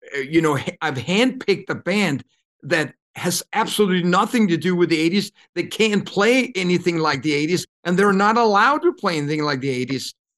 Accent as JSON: {"language": "English", "town": "Copenhagen", "region": "Capital Region of Denmark", "country": "Denmark", "tie": "born or raised there", "moved": "as an adult", "said": "I come from Copenhagen, grew up in I don't even know if you can call it an apartment."}